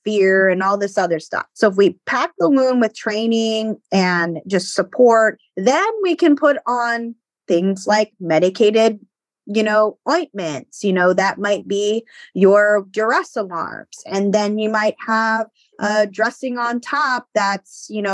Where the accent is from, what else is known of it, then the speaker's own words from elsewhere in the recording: Baltimore, Maryland, United States; I'm from Baltimore